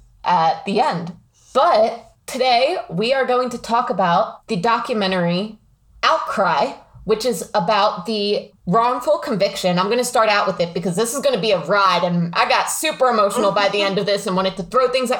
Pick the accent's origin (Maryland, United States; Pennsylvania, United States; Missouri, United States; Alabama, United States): Pennsylvania, United States; I'm from Pennsylvania